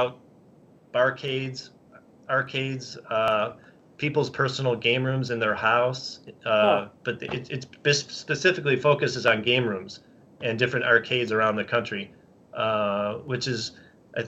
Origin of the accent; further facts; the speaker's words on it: Chicago, Illinois, United States; well, I'm from Chicago